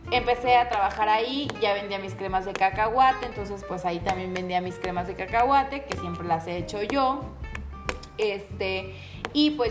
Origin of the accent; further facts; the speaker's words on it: Poza Rica, Veracruz, Mexico; Les digo, yo soy de Poza Rica, en la ciudad de Poza Rica.